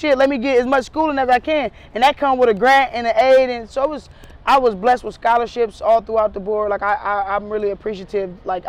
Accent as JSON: {"language": "English", "town": "Garfield Heights", "region": "Ohio", "country": "United States", "tie": "born or raised there", "also_born_or_lived": "Cleveland, Ohio", "said": "I grew up in Garfield Heights as far as like my high school days"}